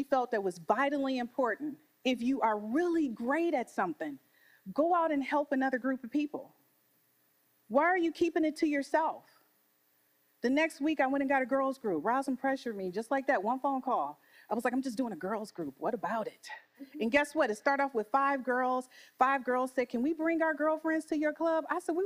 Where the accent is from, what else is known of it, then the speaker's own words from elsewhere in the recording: Detroit, Michigan, United States; I'm from Detroit.